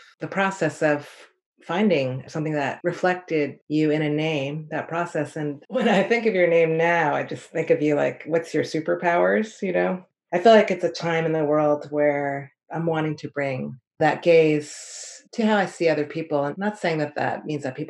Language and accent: English; New Jersey, United States; moved away; I'm originally from New Jersey, right outside of New York